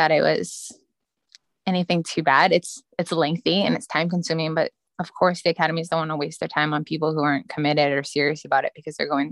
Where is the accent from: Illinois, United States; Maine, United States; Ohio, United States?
Maine, United States; moved away as an adult; now in North Carolina, United States; I grew up in Maine.